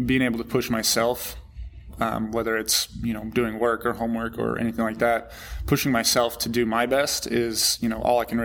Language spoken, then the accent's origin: English; Southern Nevada, United States; I grew up swimming out in Southern Nevada in 110 degree heat in an 85 degree pool